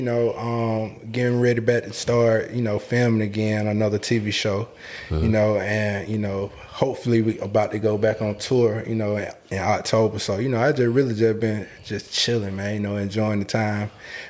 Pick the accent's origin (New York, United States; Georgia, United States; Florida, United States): Georgia, United States; Atlanta; So, for me, Allen Temple Projects, I'm going to give you the picture.